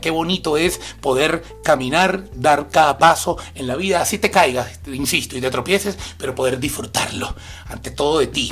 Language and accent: Spanish; Maracay, Aragua, Venezuela; de San José, Maracay, mi feria, allá en mi ciudad